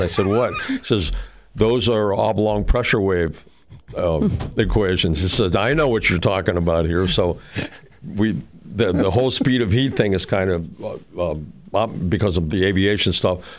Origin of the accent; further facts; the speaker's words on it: Mexico City, Mexico; I grew up in Mexico City.